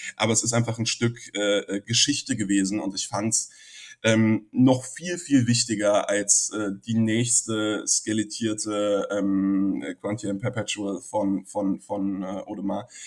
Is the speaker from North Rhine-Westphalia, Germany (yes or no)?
no; Frankfurt, Hesse, Germany; Ich als Frankfurter, der ja ähm, sogar im gleichen Stadtteil groß geworden ist